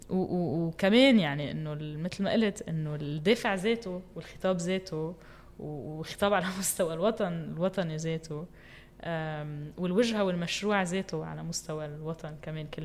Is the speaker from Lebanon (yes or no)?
yes; Metn, Mount Lebanon, Lebanon; ومتن هو المحل يلي خلقت فيه وكبرت فيه